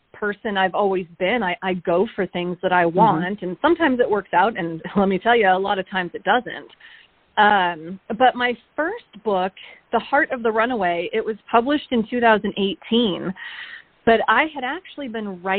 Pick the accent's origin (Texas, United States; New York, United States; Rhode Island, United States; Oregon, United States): Oregon, United States; moved away as an adult; now in Alaska, United States; I'm originally from Oregon, and I came to Alaska initially in 2003